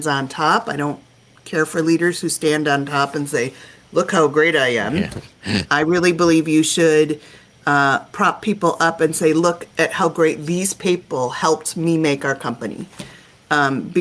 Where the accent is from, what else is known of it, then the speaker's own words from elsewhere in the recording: Minnesota, United States; I'm from Minnesota